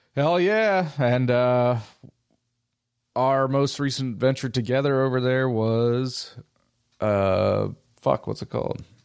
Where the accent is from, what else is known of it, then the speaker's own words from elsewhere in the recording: United States; being an American